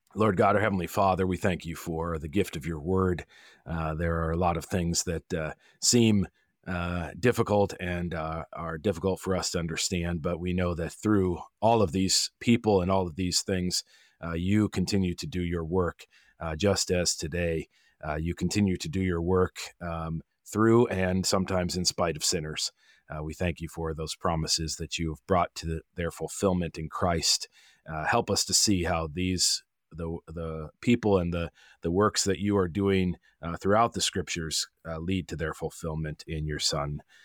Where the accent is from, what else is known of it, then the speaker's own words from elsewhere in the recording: Olympia, Washington, United States; now in East Wenatchee, United States; I'm from Washington originally, from Olympia, on the other side of the mountains